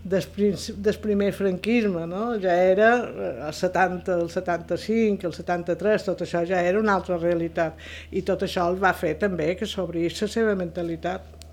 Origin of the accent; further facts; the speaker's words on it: Palma, Balearic Islands, Spain; Vaig néixer a Palma dia 20 de febrer de 1951, en el barri de Santa Creu